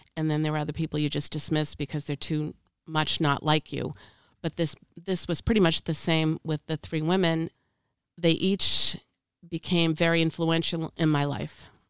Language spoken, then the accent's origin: English; Boston, Massachusetts, United States; I'm from Boston